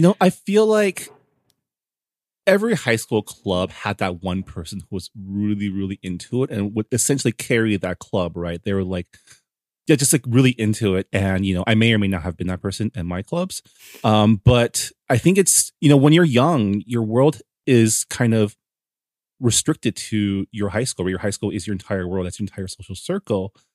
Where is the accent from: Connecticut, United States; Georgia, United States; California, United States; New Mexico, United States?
California, United States; San Gabriel; I grew up in the San Gabriel Valley, in the city of San Gabriel.